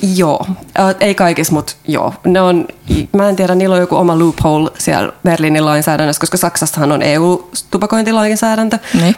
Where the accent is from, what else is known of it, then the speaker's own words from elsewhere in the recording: Finland; moved away as an adult; also born or lived in Ireland; now in Germany; mä oon Suomesta